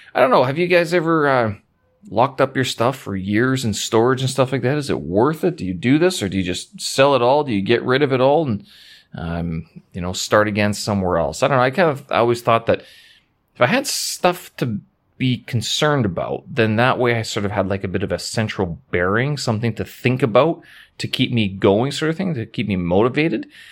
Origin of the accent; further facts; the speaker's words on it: Winnipeg, Manitoba, Canada; now in Beijing, China; back to my hometown, to Winnipeg